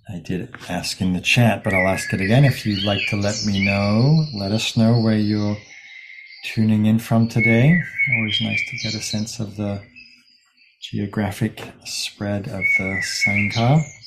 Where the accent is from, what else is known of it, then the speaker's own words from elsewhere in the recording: England, United Kingdom; now in California, United States; my home country, England